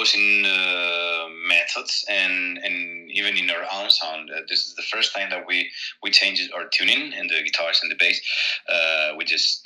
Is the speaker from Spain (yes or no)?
yes; Spain; born or raised there